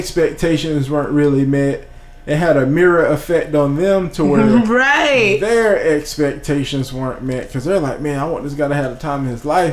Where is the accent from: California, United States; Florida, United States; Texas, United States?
Florida, United States; Bradenton; I'm from Bradenton, which is like right down the road from Tampa